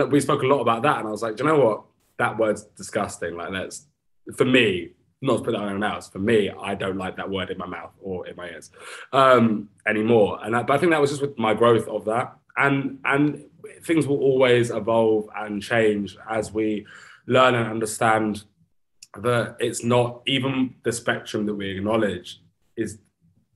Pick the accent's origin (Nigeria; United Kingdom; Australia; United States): United Kingdom; Brighton, South East England; I grew up in Brighton